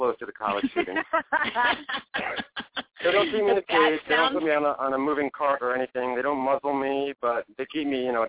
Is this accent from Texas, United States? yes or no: no; New Jersey, United States; also born or lived in Brooklyn, New York / Manhattan, New York; now in New York City, United States; When I was nine, my family moved to New Jersey, and I went to from elementary school through high school in New Jersey, and then I moved back to Manhattan. So Brooklyn, New Jersey, and then Manhattan for like my whole life, East Coaster.